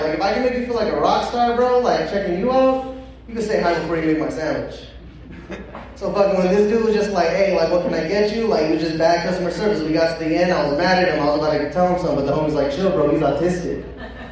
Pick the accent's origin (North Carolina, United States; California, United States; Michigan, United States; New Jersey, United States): California, United States; Pasadena; I grew up on Mountain and Mentor. So, like, you know Pasadena?